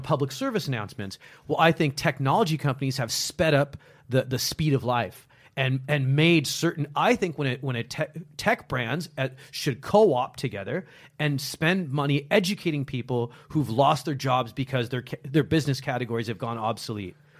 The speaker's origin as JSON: {"language": "English", "country": "United States", "accent": "American", "said": "I'm American. Listen to this accent that you guys have beaten into me"}